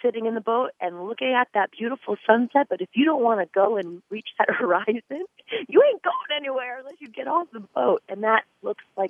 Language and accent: English; Northampton, Pennsylvania, United States; also born or lived in Bethlehem, Pennsylvania; I'm actually from Northampton, Pennsylvania. I was actually born in Bethlehem, Pennsylvania